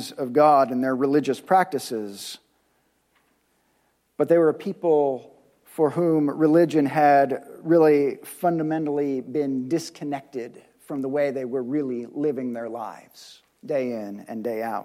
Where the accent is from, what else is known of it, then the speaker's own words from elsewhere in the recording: United States; us as contemporary American Christ followers